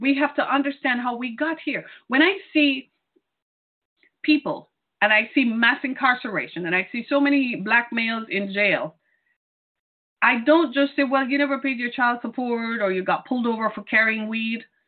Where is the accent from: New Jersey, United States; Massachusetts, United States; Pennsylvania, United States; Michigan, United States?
Michigan, United States; Detroit; my city into it and my home state of Michigan